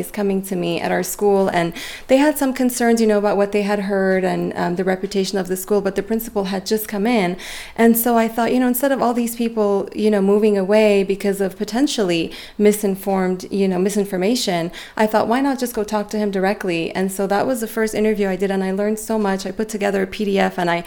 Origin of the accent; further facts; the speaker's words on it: Beirut, Beirut Governorate, Lebanon; moved away; I grew up in the Mediterranean, and I grew up in Beirut. I'm Armenian originally, but my parents are born there